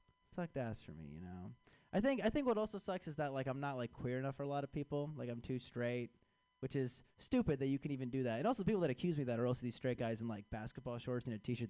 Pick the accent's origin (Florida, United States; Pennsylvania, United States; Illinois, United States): Illinois, United States; Chicago